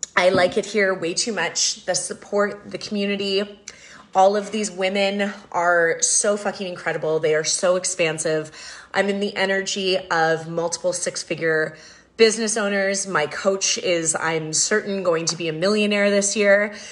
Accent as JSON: {"language": "English", "country": "Canada", "tie": "born or raised there", "said": "growing up in Canada"}